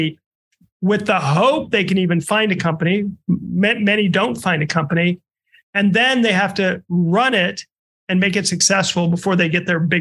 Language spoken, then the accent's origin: English; Omaha, Nebraska, United States; moved away; I'm from Omaha